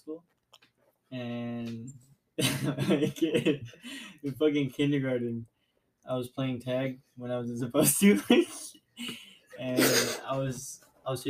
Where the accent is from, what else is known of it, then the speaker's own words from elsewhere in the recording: Downey, California, United States; also born or lived in Pomona, California; we moved to Downey, and that's where I spent most of my childhood